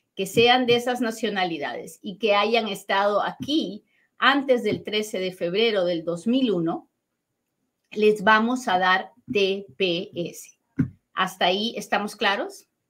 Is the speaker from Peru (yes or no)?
yes; Peru; now in United States; tengo un superacentazo pero es que soy bien peruana.